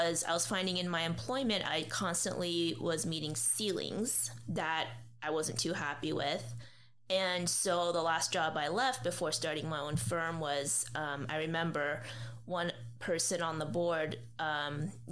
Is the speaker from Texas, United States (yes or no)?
no; Burbank, California, United States; also born or lived in Arizona / Lebanon; we moved back 6 months later and to Southern California, various cities, and we settled in Burbank when I started about second grade, and I've been in the city ever since